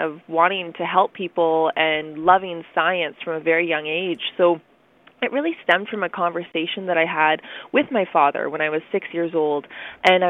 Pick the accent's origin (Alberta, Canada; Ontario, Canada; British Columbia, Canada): Ontario, Canada; Ottawa; also born or lived in Chesterfield Inlet, Nunavut; Ottawa is where I've been raised almost my whole life